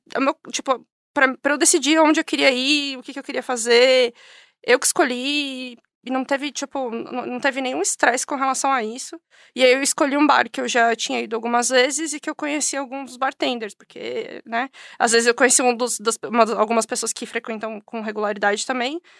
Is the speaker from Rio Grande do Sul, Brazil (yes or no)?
no; São Paulo, Brazil; moved away as an adult; now in Invercargill, New Zealand; sou de São Paulo, nasci cresci em São Paulo